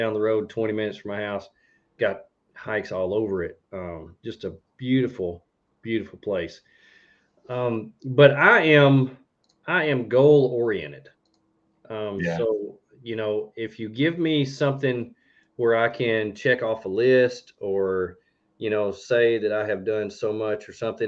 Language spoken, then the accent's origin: English; Arkansas, United States; I was born in Arkansas because she hated Texas